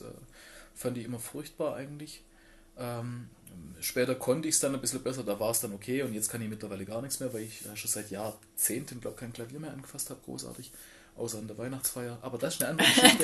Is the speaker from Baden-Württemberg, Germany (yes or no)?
yes; Black Forest, Baden-Württemberg, Germany; ich bin ähm, auf einem Dorf groß geworden im Schwarzwald.